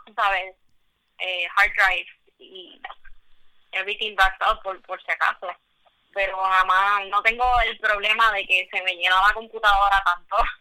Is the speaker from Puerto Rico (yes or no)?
yes; Puerto Rico; yo soy pues puertorriqueña, mujer, tú sabes, minoría